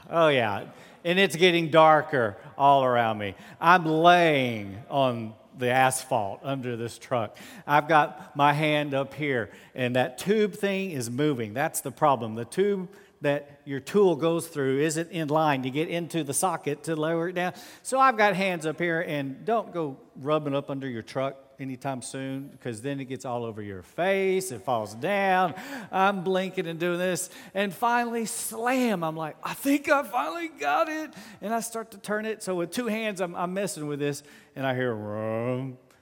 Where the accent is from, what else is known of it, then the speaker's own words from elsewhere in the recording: United States; I'm always an American